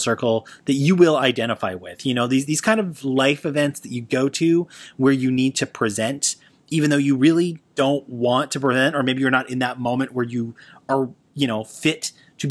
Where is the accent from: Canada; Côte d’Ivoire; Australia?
Canada; Toronto, Ontario; in my hometown of Toronto, Canada